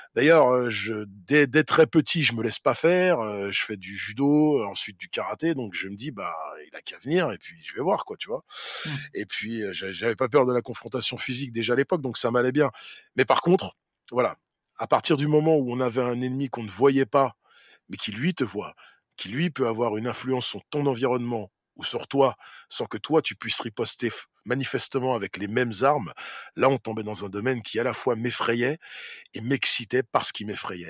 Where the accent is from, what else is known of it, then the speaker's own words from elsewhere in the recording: Saint-Ouen, Île-de-France, France; ma ville, là d'où je viens, où j'ai grandi, où je suis encore